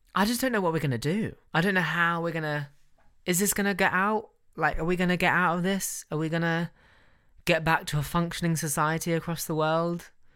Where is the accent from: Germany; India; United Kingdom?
United Kingdom; we're British